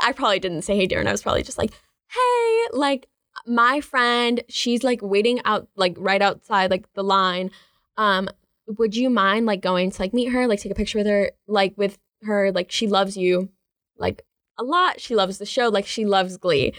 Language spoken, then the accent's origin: English; Charlotte, North Carolina, United States; I grew up in Charlotte